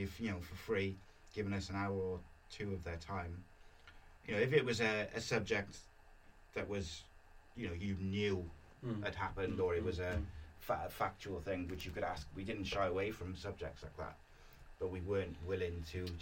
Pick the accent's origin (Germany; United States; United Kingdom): United Kingdom; Welsh, Wales; being Welsh